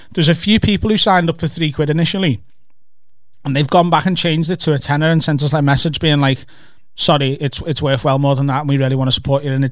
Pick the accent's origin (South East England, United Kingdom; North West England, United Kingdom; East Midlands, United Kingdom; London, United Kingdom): North West England, United Kingdom; you can tell that, that, that, that I'm not actually from Liverpool. I'm actually from over the water.